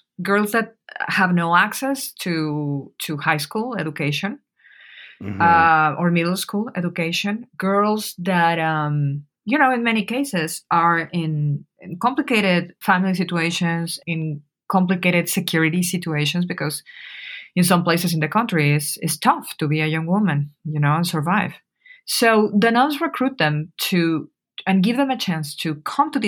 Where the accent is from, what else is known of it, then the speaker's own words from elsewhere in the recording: Mexico City, Mexico; moved away; I am from Mexico City. I was living in Mexico City when the events happened